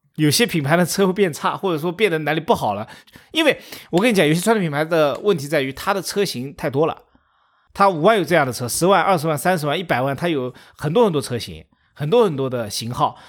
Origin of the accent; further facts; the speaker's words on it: China; 我们中国人